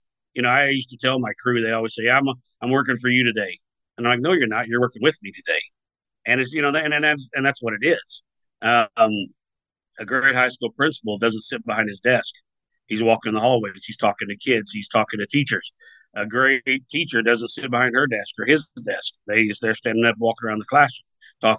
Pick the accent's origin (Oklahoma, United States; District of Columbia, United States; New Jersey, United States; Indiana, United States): Oklahoma, United States; Southern; moved away as an adult; also born or lived in Colorado; I grew up in Southern Oklahoma on a farm, a little ranch thing